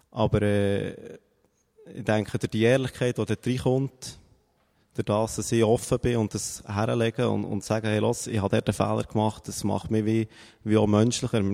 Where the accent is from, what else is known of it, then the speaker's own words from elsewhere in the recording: Bern, Switzerland; sie ist irgendwo aus dem Emmental gekommen und ich komme aus Bern.